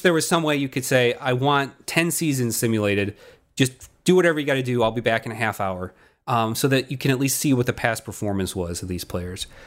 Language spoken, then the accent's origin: English; Chicago, Illinois, United States; we're we're roughly the same age, and we came from the Chicagoland area